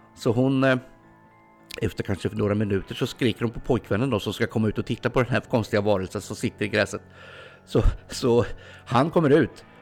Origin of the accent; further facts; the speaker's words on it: Ljungsbro area, Östergötland, Sweden; det här är i princip mina hemtrakter